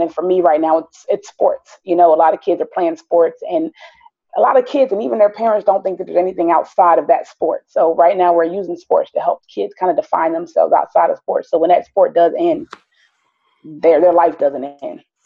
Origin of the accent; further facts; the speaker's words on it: Philadelphia, Pennsylvania, United States; also born or lived in South Jersey / Wichita, Kansas; now in Georgia, United States; I was born in North Philadelphia